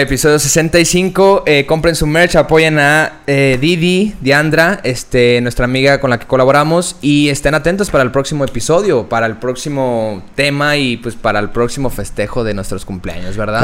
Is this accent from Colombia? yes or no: no; Mexico; como buen mexicano